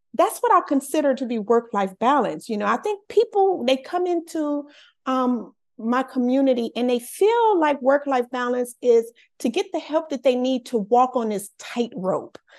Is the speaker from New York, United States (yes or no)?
no; Los Angeles, California, United States; I'm born and raised in Los Angeles, California